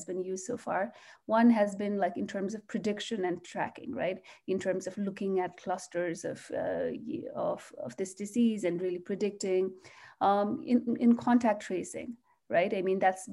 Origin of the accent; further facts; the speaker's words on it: Nepal; also born or lived in Singapore / Canada; now in United States; I'm originally from Nepal